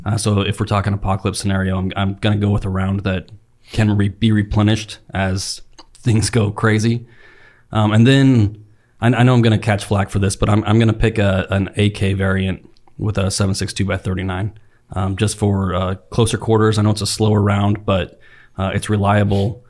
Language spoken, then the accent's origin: English; Salt Lake Valley, Utah, United States; moved away; I grew up in the Salt Lake Valley in, like, the late eighties and the nineties.